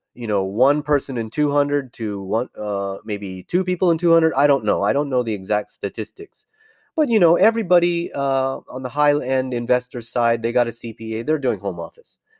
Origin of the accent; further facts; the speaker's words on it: California, United States; moved away as an adult; born and raised in California, which I, I left